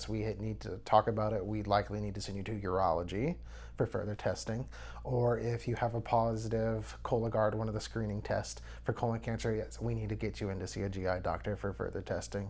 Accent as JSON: {"language": "English", "town": "Nederland", "region": "Texas", "country": "United States", "tie": "born or raised there", "said": "I'm from Nederland, Texas. I was born and raised here."}